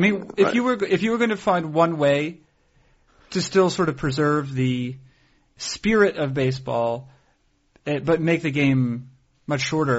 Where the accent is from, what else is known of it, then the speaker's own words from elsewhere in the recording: Boston, Massachusetts, United States; I'm from the Boston area